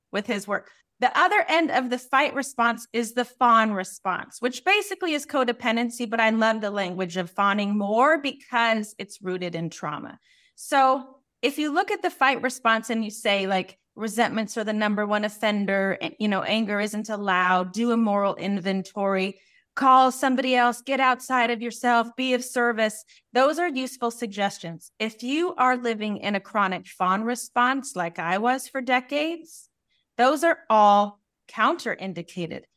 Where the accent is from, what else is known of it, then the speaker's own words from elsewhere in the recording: Colorado, United States; I grew up in Colorado